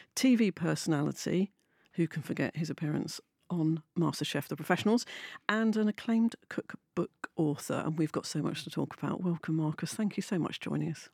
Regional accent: London, United Kingdom; also born or lived in Manchester; I'm from London

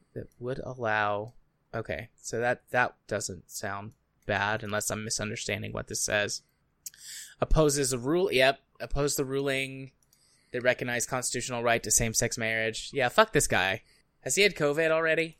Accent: United States; I'm from the United States

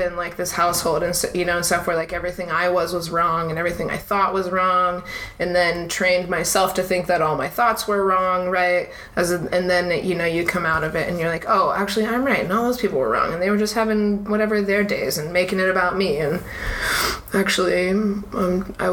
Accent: Houston, Texas, United States; also born or lived in Salt Lake City, Utah / Park City, Utah; now in Austin, United States; I'm from Houston

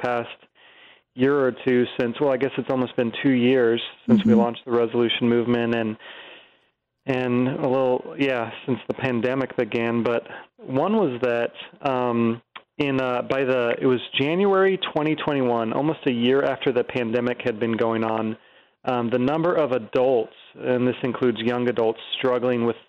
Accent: Virginia, United States; I grew up in Virginia and grew up going to church

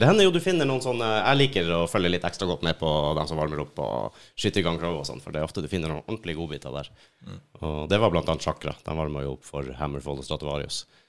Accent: Finnmark, Norway; moved away; hjemplassen min oppe i Finnmark

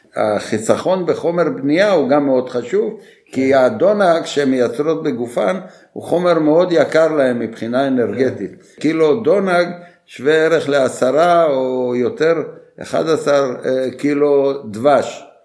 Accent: Bulgaria; now in Israel; כילד שגדלתי בבולגריה בתקופה של השלטון הקומוניסטי

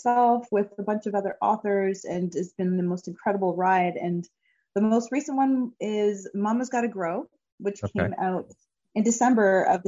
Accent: Hamilton, Ontario, Canada; performing as an anthem singer in front of nearly 40,000 people in my hometown at the Hamilton Tiger Cats CFL game

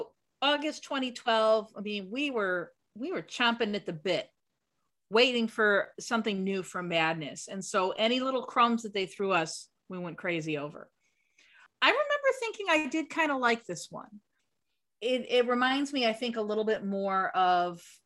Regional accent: United States; as an American

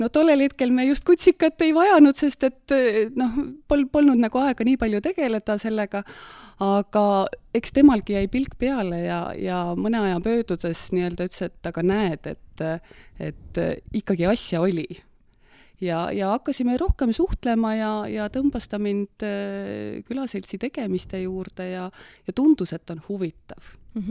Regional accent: Valga, Valga County, Estonia; also born or lived in Tartu; now in Meeri, Estonia; pärit olen ma üldse Valgast ja kooli ajal äh, läksin siis Tartusse õppima põllumajandusülikooli

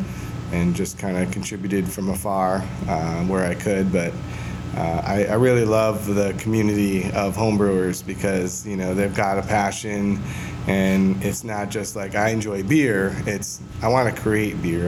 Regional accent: Michigan, United States; moved away as an adult; also born or lived in Pacific Northwest; now in Gilbert, United States; we're all from Michigan, all the guys that are part of this

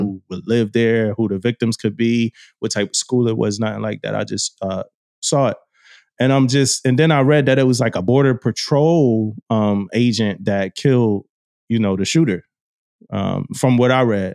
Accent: Philadelphia, Pennsylvania, United States; growing up in Philly, going to school in that, uh, community.

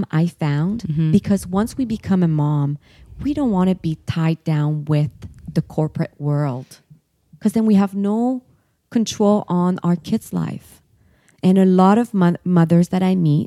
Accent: Quebec, Canada; moved away; I'm from Quebec

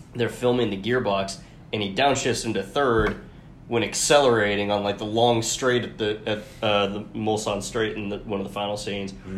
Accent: Atlanta, Georgia, United States; born or raised there

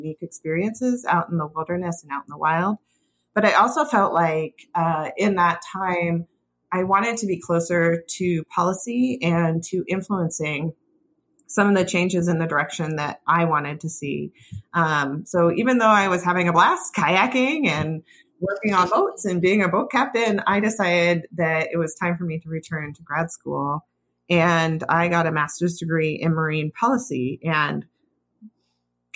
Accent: Seattle, Washington, United States; I grew up here in the Pacific Northwest in Puget Sound.

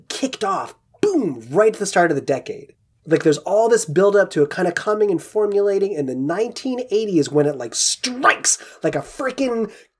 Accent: Guilford, Connecticut, United States; moved away; I started my growing up in Guilford, Connecticut

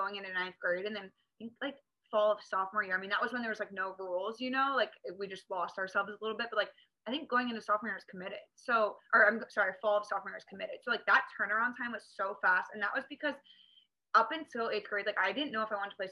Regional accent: Northern Maryland, United States; now in Newport Beach, United States; So I grew up in Maryland, like Northern Maryland

